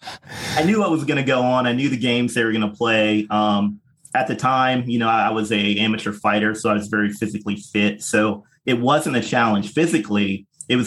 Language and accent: English; Ohio, United States; I grew up in the Midwest of the United States in a place called Ohio.